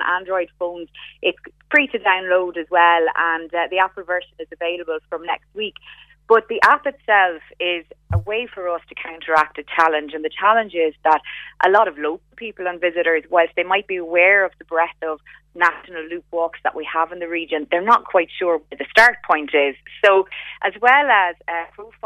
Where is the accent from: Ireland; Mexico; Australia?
Ireland; as Irish people